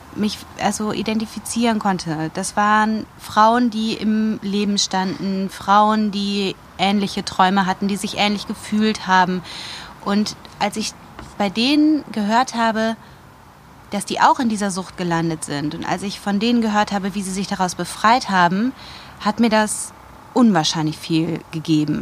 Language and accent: German; Wuppertal, North Rhine-Westphalia, Germany; moved away as an adult; also born or lived in Munich; now in Rosenheim, Germany; Ursprünglich komme ich aus Wuppertal